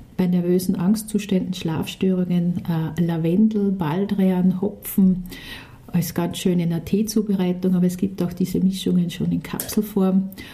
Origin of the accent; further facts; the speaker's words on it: Austria; bei uns in Österreich